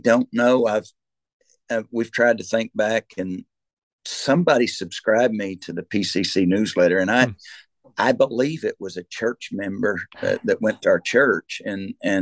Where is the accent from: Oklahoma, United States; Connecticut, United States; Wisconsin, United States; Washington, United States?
Oklahoma, United States; Locust Grove; where I grew up in Locust Grove